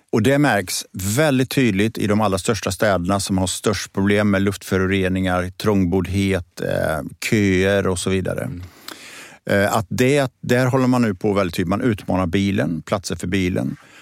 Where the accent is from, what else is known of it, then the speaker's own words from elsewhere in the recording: Borås, Västra Götaland, Sweden; moved away; also born or lived in Gothenburg; jag är född och uppvuxen i Borås, i Teko-Sverige